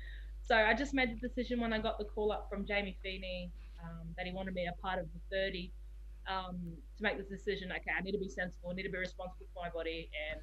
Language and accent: English; Sydney, New South Wales, Australia; born there; So I was born in Sydney, and that's my reason.